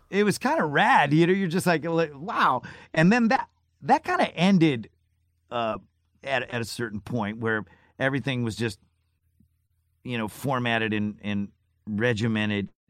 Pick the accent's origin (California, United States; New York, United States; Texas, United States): New York, United States; Syracuse; moved away; I grew up in Syracuse, New York.